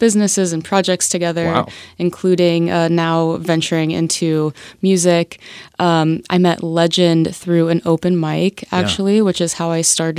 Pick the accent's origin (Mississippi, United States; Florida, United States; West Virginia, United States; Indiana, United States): Florida, United States; Tampa; At the big football stadium in Tampa. I grew up